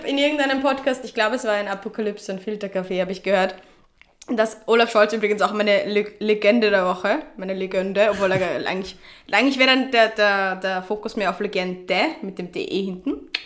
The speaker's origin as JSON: {"language": "German", "region": "Vienna", "country": "Austria", "said": "Ich bin Wienerin"}